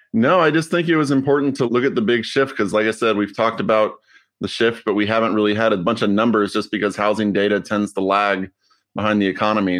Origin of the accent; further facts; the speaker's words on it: Austin, Texas, United States; also born or lived in Houston; I grew up mostly in Austin and then I lived in Houston